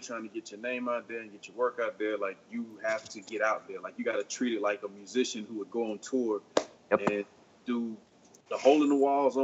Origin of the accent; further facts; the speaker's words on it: North Carolina, United States; I'm originally from North Carolina